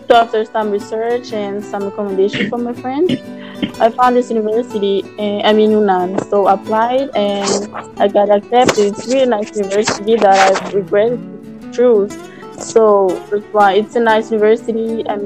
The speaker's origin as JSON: {"language": "English", "country": "Madagascar", "moved": "as an adult", "lives_now": "Indonesia", "said": "I'm from Madagascar. I'm studying Unand."}